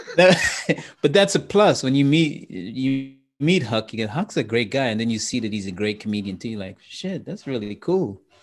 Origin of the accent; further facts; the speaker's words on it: Trinidad & Tobago; I'm from, I'm from Trinidad and, and Trinidad and Tobago